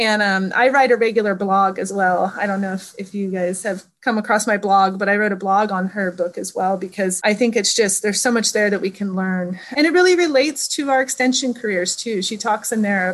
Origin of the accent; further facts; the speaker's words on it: Hayfork, California, United States; moved away as an adult; now in Humboldt County, California, United States; I grew up in Hayfork listening to country